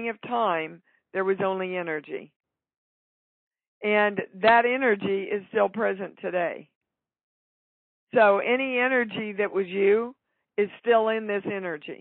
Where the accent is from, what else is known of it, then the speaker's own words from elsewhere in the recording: Kansas, United States; I grew up in Kansas.